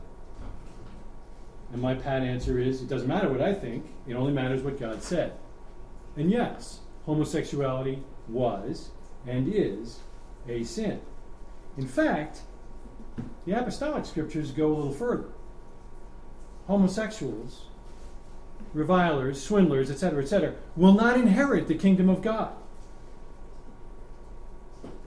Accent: New York, United States; when I grew up in New York

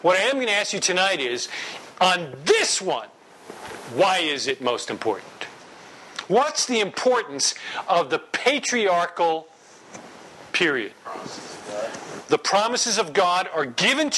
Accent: New York, United States; I'm from New York

